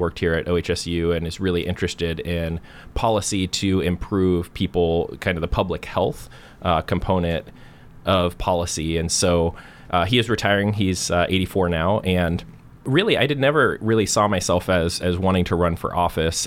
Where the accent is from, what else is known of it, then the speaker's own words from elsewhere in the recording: Portland, Oregon, United States; I grew up in Northwest Portland and went through the Beaverton School District